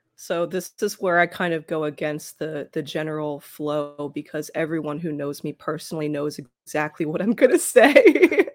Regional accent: Philadelphia, Pennsylvania, United States; my hometown

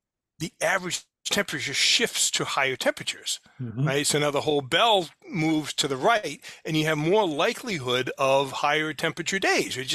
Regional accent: New Bedford, Massachusetts, United States; I grew up in New Bedford

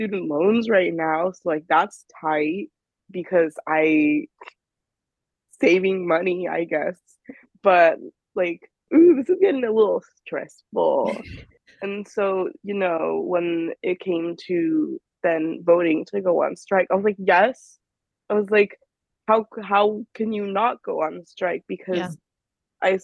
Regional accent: California, United States; moved away as an adult; now in New York, United States; I'm from California, so I went to UCLA

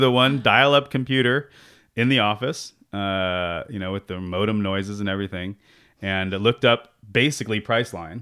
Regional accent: San Jose, California, United States; also born or lived in Santa Barbara; I grew up in, uh, San Jose. I'm actually a fifth generation San Josean, uh, and grew up in East San Jose

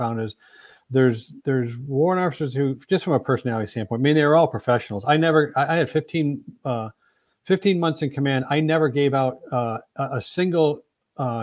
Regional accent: Plymouth, Michigan, United States; I grew up in Plymouth, Michigan

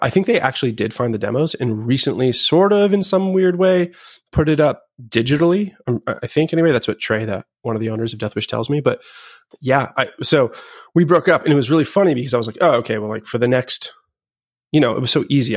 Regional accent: Boston, Massachusetts, United States; also born or lived in Seattle / Los Angeles; I was born in Seattle, and I lived in L A for, like, the end of my single digit years, I guess we'll say. And then I moved to Boston or just north of Boston when I was ten

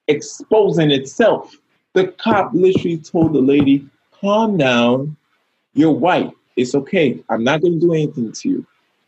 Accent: Bronx, New York, United States; I mean, I came from the Bronx, man. You know, I came from High Bridge.

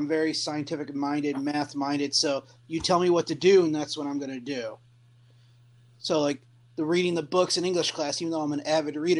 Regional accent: Western New York, United States; moved away as an adult; now in Virginia, United States; I grew up in Western New York

